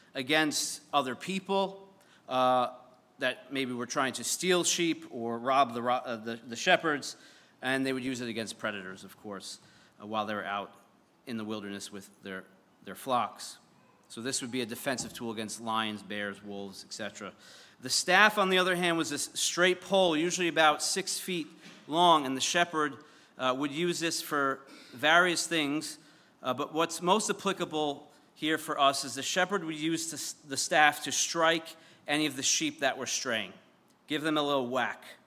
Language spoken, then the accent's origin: English; Syosset, New York, United States; I'm from Syosset, and the, the town next to us is called Mutton Town